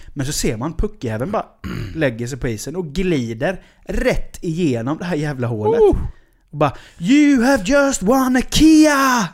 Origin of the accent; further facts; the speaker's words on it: Sweden; som svensk man